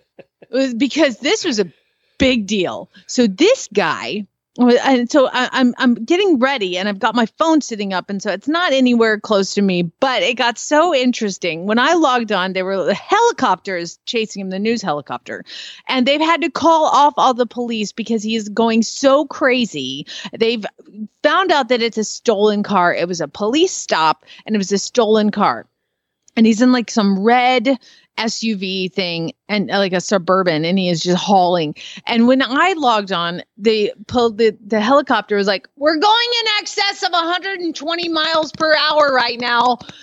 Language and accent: English; Arizona, United States; and I'm from Arizona.